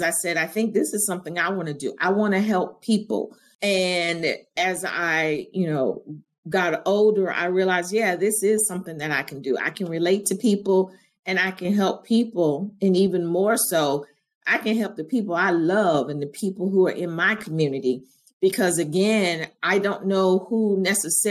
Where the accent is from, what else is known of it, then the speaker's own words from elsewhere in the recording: Augusta, Georgia, United States; also born or lived in Greensboro, North Carolina; growing up in Augusta in the South